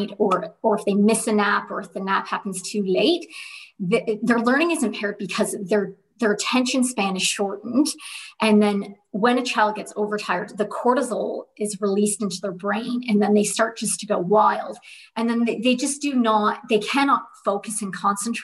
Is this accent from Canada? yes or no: yes; Canada; moved away as an adult; also born or lived in Dubai, United Arab Emirates; now in Perth, Australia; I am originally born and raised in Canada, and I have been living in Australia